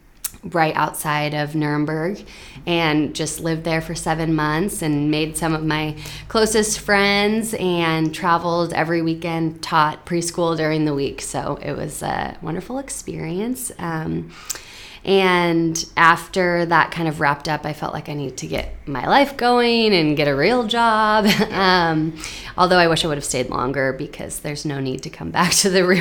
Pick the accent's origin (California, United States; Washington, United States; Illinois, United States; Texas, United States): Washington, United States; Spokane; moved away as an adult; also born or lived in San Diego / Germany / Denver; now in Seattle, United States; So I'm originally from Spokane, Washington, born and raised there, and moved to San Diego for college.